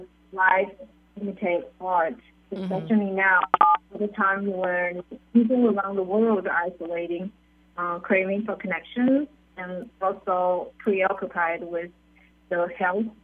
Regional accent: Wuhan, Hubei, China; now in United States; Wuhan is my hometown

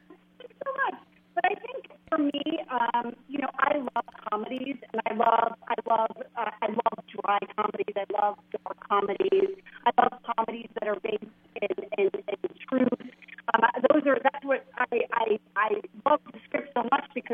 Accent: New Jersey, United States; a little girl from New Jersey

